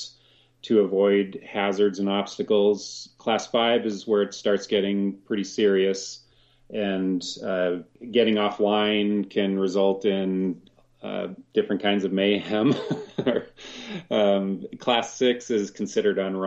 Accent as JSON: {"language": "English", "region": "Colorado", "country": "United States", "tie": "born or raised there", "said": "I grew up here in Colorado"}